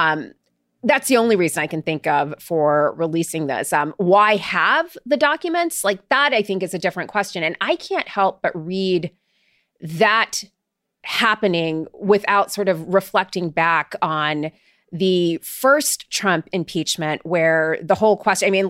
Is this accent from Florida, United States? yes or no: yes; Florida, United States; I grew up in Florida.